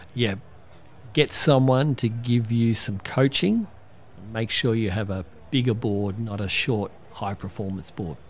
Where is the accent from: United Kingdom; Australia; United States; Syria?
Australia; Cronulla, New South Wales; Mark Hockolupo as an amazing young surfer I grew up in Cronulla